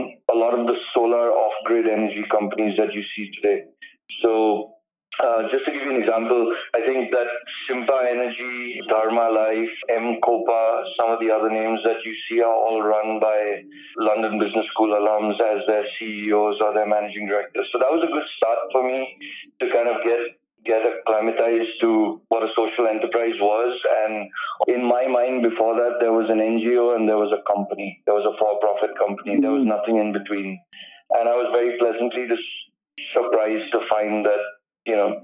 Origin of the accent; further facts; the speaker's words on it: Mumbai, Maharashtra, India; also born or lived in St. Paul, Minnesota, United States / New York City, United States; I'm a Bombay boy. I was born in Bombay, and I went to school here as well, right up to high school.